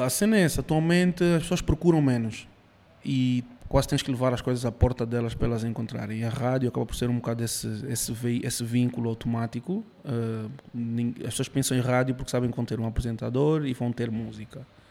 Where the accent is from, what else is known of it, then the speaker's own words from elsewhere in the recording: Cuba; moved away; eu nasci em Cuba, minha mãe é cubana, meu pai é angolano